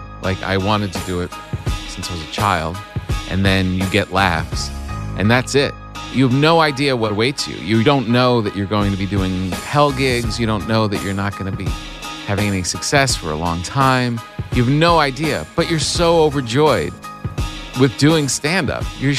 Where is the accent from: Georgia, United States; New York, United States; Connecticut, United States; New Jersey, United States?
New Jersey, United States; Yeah, Bergen County.